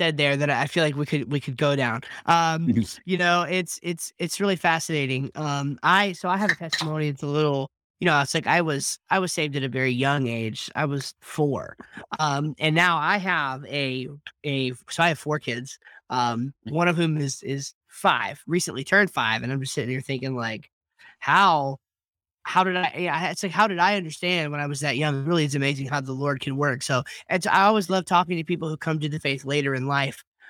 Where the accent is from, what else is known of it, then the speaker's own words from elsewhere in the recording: New Jersey, United States; moved away as an adult; now in North Carolina, United States; I'm actually from New Jersey originally